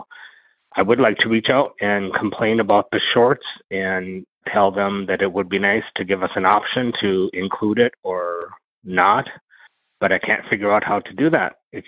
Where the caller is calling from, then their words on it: Minneapolis, Minnesota, United States; from Minneapolis, Minnesota in the U.S.